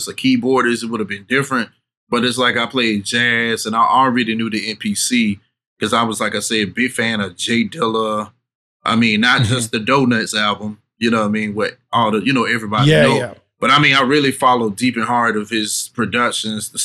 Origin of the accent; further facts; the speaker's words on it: Birmingham, Alabama, United States; I'm from Birmingham, Alabama. That's my main home